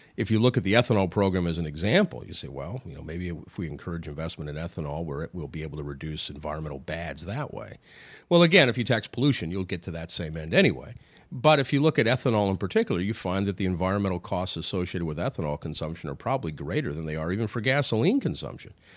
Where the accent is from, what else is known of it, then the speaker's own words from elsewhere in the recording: Sioux City, Iowa, United States; I'm from Sioux City, Iowa